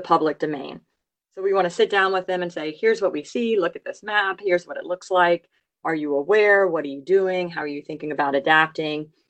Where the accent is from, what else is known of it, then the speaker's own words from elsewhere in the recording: Louisiana, United States; I grew up in Louisiana